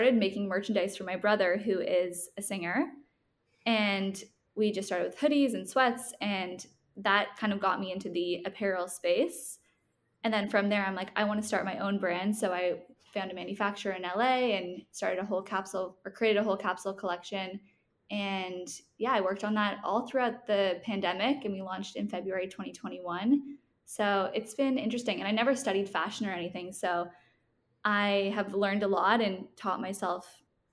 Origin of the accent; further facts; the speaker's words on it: Toronto, Ontario, Canada; now in Los Angeles, United States; I'm from Toronto, but I live in Los Angeles now